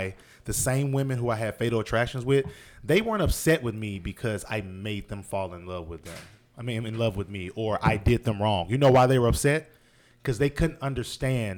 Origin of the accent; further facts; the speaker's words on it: the South, United States; I'm from the South.